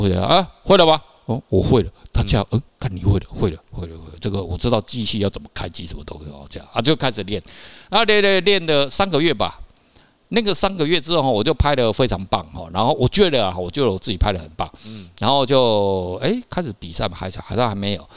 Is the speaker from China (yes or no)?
no; Taiwan; 我们台湾人